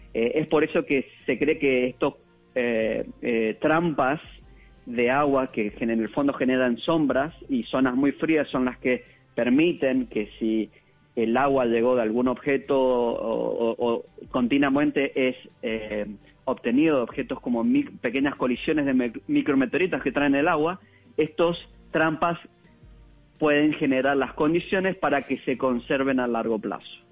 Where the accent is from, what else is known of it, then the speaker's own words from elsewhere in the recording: Mendoza, Argentina; moved away as an adult; also born or lived in Germany; now in United States; Yo soy mendocino de Argentina